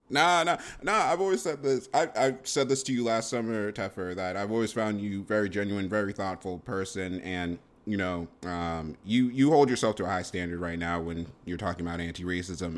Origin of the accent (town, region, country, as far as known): Boston, Massachusetts, United States